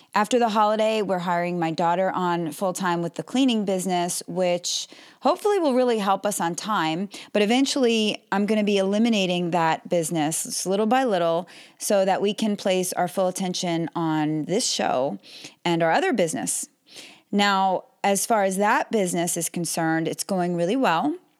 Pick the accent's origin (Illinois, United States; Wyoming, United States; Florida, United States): Florida, United States; Melbourne; I'm from Melbourne, Florida